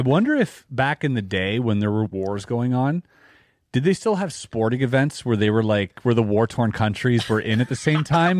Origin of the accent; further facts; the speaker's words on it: Canada; I'm Canadian